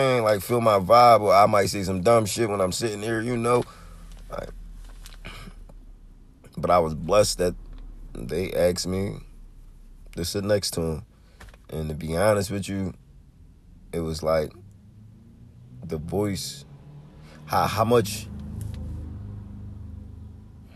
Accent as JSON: {"language": "English", "town": "Philadelphia", "region": "Pennsylvania", "country": "United States", "said": "I'm from North Philly. I'm in West. I live in Southwest"}